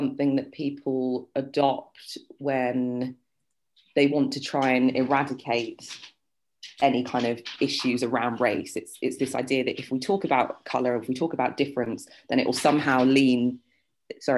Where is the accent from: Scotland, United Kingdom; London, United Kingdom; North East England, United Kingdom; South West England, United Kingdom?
London, United Kingdom; Sutton; also born or lived in Surrey / Ireland; I grew up in Sutton